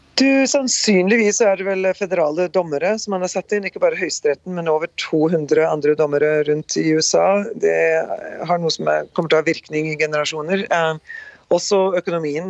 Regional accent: Rjukan and Skien, Telemark, Norway; moved away as an adult; now in North Dakota, United States; Født og oppvokst på Rjukan og Skien, eh, Norge

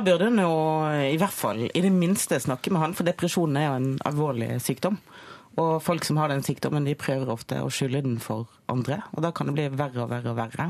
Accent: Bergen, Vestland, Norway; Fana. To mil utenfor Bergen sentrum

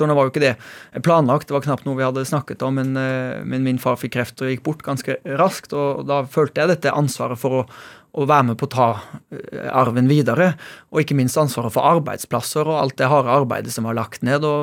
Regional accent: Haugesund, Rogaland, Norway; now in Oslo, Norway; vi er jo egentlig fra Haugesund, der også selskapet stammer fra

